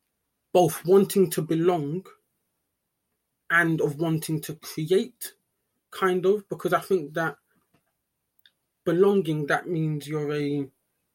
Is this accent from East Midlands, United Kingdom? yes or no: no; London, United Kingdom; born and raised in London